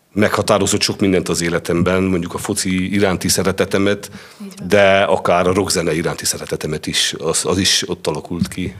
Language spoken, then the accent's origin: Hungarian; Sfântu Gheorghe, Covasna County, Romania; Tehát rengeteg, rengeteg gyerek nőtt fel abban az utcában, és többnyire ugyanaz a korosztály. Tehát mondjuk én 75-ben születtem